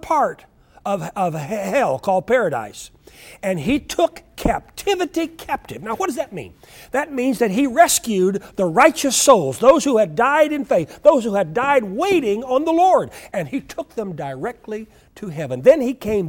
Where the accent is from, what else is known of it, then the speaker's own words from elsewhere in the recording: Oklahoma, United States; I grew up in Oklahoma